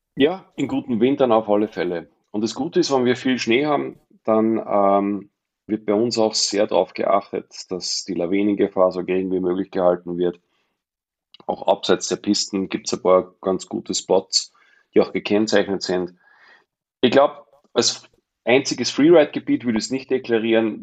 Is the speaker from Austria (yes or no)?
yes; Mondsee, Upper Austria, Austria; moved away as an adult; also born or lived in Glemmtal, Salzburg; now in Saalbach-Hinterglemm, Austria; Ich bin ja ein Zurgroster. Ich bin ja nicht, Ur, nicht ähm, Eingeborener, nicht Aboriginal von, vom Klemmtal, bin ja ursprünglich Oberösterreicher vom Mondsee